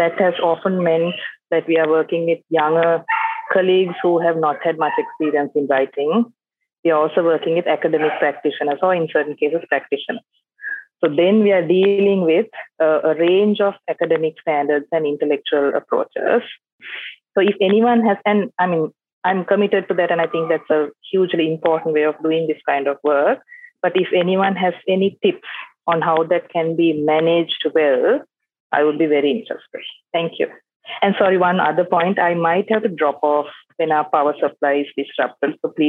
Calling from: Colombo, Western Province, Sri Lanka; For those of you who don't know me, I'm joining from Colombo, Sri Lanka. I was part of Melbourne Law School for 2 years and I'm back to Sri Lanka now, where the economy is falling apart.

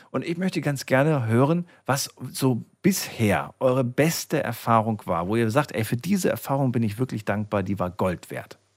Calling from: Freiburg, Baden-Württemberg, Germany; Servus, ich komme aus Freiburg.

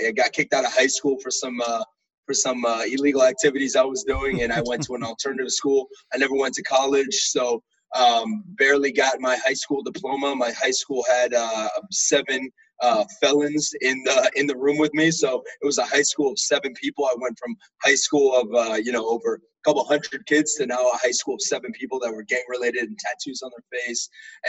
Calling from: Tampa, Florida, United States; I'm actually in Tampa, Florida, no longer in D.C.

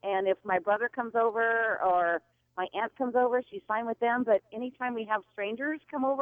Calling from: Kennewick, Washington, United States; Hi, I'm calling from Kennewick, Washington.

